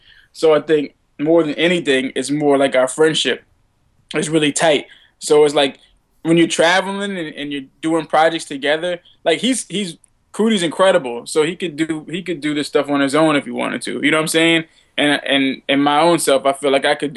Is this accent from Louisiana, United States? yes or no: yes; New Orleans, Louisiana, United States; moved away; also born or lived in Savannah, Georgia / New York; I'm from New Orleans originally